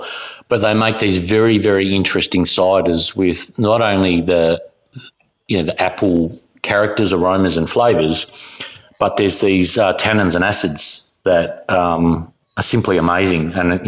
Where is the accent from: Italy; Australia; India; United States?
Australia; South Australia; Well, yeah, I grew up in South Australia, so Cooper's is kind of an iconic drink to have